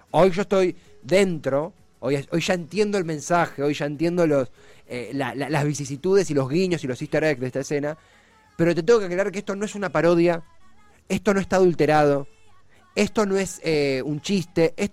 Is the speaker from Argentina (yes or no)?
yes; Argentina; Yo también soy argentino, hincha de boca.